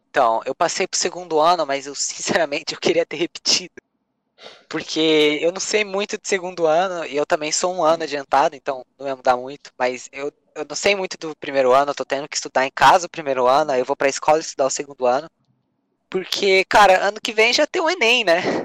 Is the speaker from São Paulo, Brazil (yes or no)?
yes; São Paulo, Brazil; eu nasci na zona norte de São Paulo, sou paulista.